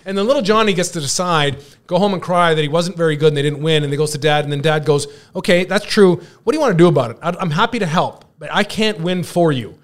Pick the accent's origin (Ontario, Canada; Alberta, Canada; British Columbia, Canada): British Columbia, Canada; the B C Lions, the C F L, which happened to be my hometown team